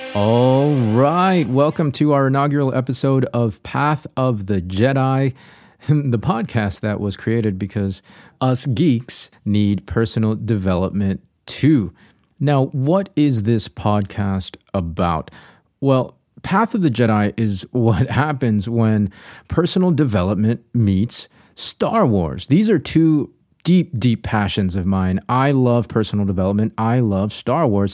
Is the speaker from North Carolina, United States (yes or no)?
yes; North Carolina, United States; dear friends of mine that I grew up with here in North Carolina